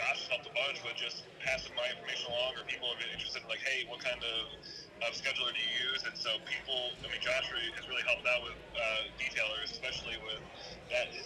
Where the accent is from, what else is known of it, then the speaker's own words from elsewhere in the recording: Chicago, Illinois, United States; moved away as an adult; I'm originally from Chicago, and moved down here with my wife and my 3 young kids about 5 years ago